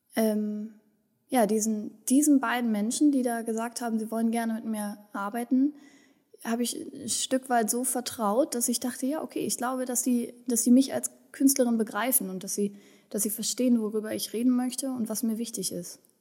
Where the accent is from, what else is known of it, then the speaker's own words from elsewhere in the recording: Berlin, Germany; moved away; also born or lived in Wendland, Lower Saxony; ich bin ähm, in, in Berlin-Kreuzberg äh, groß geworden, in, in, einem besetzten Haus groß geworden